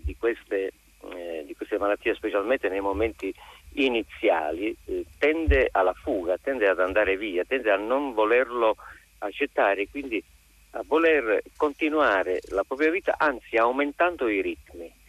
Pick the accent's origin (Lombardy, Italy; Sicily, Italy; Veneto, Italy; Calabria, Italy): Calabria, Italy; now in Milan, Italy; essendo io eh, nato in Calabria